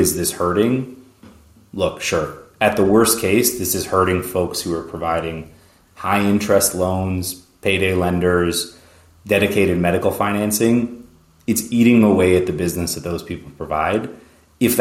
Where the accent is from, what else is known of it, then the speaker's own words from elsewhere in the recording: Canada; moved away as an adult; also born or lived in New York; now in United States; I grew up in Canada